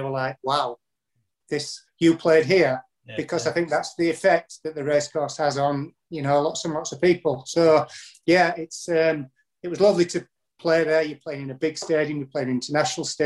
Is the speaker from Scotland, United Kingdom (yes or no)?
no; Huddersfield, Yorkshire and the Humber, United Kingdom; also born or lived in Manchester / Newport; my hometown club, Huddersfield